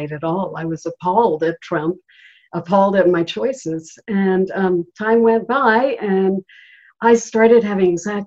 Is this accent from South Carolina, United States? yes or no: yes; Charleston, South Carolina, United States; Charleston is my hometown